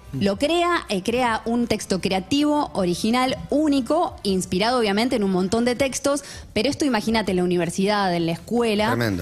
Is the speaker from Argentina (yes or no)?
yes; Argentina; somos argentinos